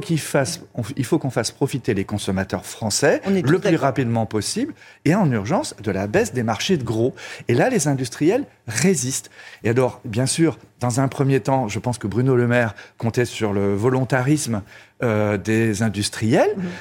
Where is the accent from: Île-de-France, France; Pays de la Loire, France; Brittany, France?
Brittany, France; je suis breton